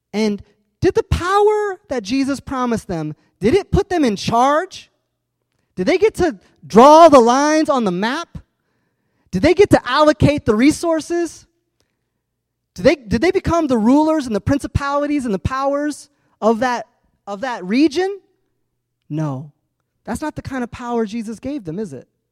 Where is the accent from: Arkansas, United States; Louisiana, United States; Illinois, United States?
Illinois, United States; Urbana; I grew up in Urbana